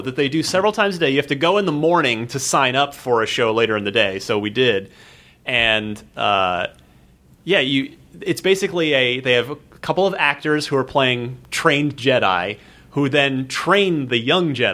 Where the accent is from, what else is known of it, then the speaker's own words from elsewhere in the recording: Arizona, United States; also born or lived in New Jersey; I mostly grew up in Arizona after we moved out from New Jersey